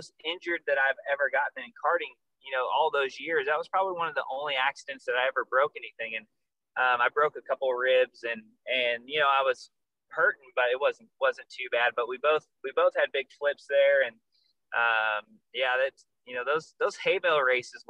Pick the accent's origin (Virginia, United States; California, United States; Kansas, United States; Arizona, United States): Arizona, United States; I grew up in Arizona